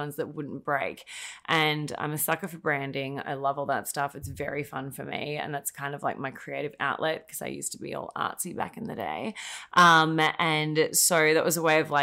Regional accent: Australia; moved away as an adult; now in United States; I'm Australian, in case you can't tell by my very subtle accent.

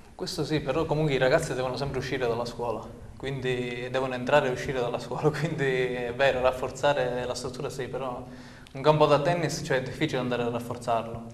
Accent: Santa Sofia d'Epiro, Calabria, Italy; un paese come Santa Sofia dove io comunque ci abito da, da parecchi anni oramai, voglio dire, ci sono nato, ci sono cresciuto

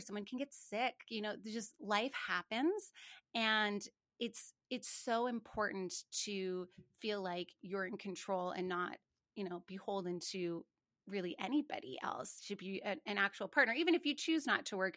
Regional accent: Montana, United States; I grew up in Montana, and I remember asking my folks how many cattle somebody had

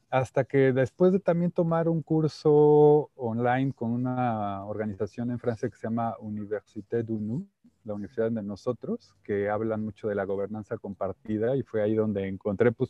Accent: Mexico; Eh, yo soy, bueno, por mi nombre … soy mexicano-inglés.

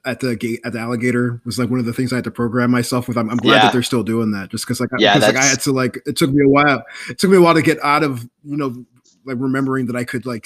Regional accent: South Florida, United States; I'm from South Florida. I live down here again

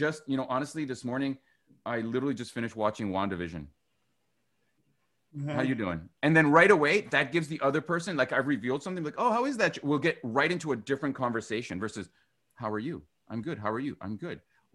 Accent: Vancouver, British Columbia, Canada; I'm from Vancouver

